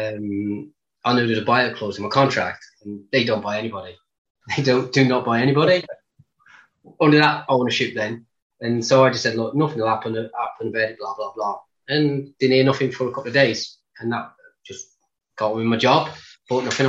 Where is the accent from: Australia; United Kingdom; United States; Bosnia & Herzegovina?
United Kingdom; Walsall, West Midlands; accent: Black Country; moved away; it was Walsall and it was my hometown club